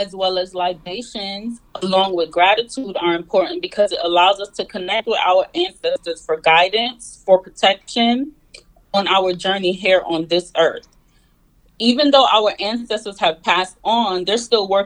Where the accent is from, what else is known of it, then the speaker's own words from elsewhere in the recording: New York City, New York, United States; now in Tampa Bay area, United States; I'm from Brooklyn, New York, and I currently reside in the Tampa Bay area of Florida